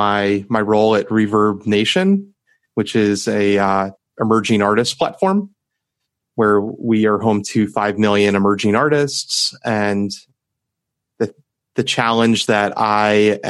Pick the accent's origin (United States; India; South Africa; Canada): United States; WOXY, Ohio; my hometown station, WOXY.